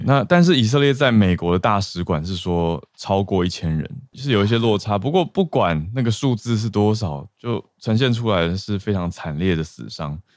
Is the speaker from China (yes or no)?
no; Taiwan; 作为一个台湾人